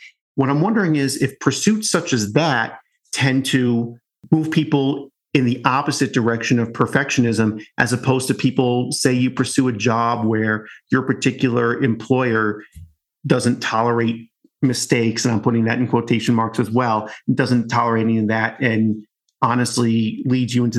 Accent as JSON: {"language": "English", "town": "New York City", "region": "New York", "country": "United States", "said": "as a New Yorker"}